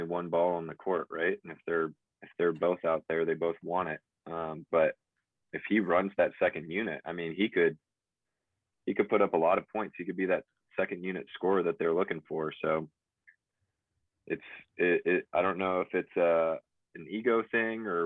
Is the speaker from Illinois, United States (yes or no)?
no; Bay Area, California, United States; I'm from the Bay Area, so I'm a huge Warrior fan